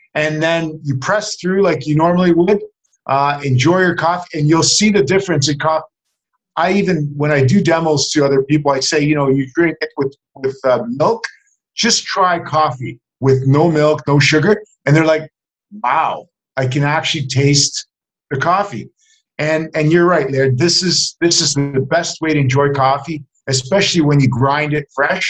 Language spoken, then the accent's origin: English; Hamilton, Ontario, Canada; also born or lived in Vancouver; I was born and raised in Hamilton, but I went to school in Vancouver